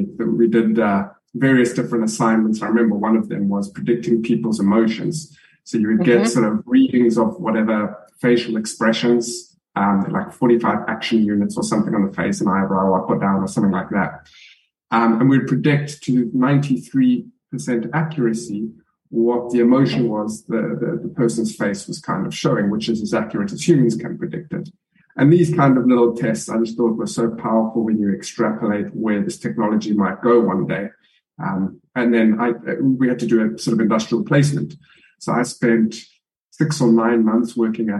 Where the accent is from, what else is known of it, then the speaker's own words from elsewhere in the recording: South Africa; being South African culturally